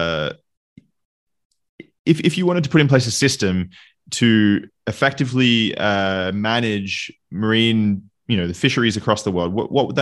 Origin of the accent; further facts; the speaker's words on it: Australia; moved away; I'm originally from Australia